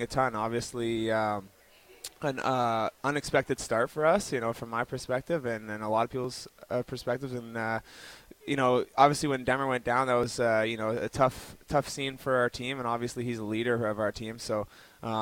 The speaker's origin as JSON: {"language": "English", "town": "Toronto", "region": "Ontario", "country": "Canada", "tie": "born or raised there", "moved": "yes", "lives_now": "Vancouver, Canada", "said": "I grew up in Toronto"}